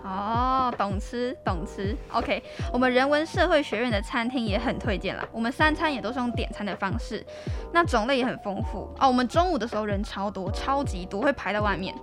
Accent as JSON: {"language": "Chinese", "region": "Taoyuan", "country": "Taiwan", "moved": "as an adult", "lives_now": "Hualien, Taiwan", "said": "我是桃园人"}